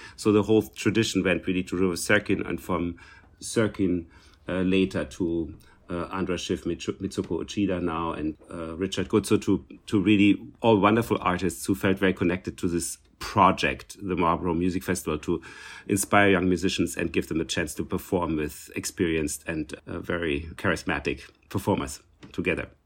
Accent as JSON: {"language": "English", "region": "Berlin", "country": "Germany", "second_language": "English", "moved": "yes", "said": "I came from East Germany, so from East Berlin."}